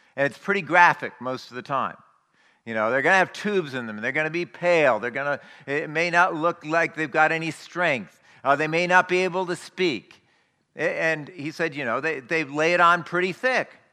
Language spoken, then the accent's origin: English; United States; as American Christians